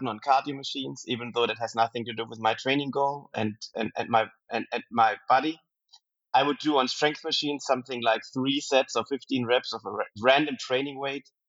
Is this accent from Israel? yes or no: no; Germany; moved away as an adult; also born or lived in New York City; I was born and raised in Germany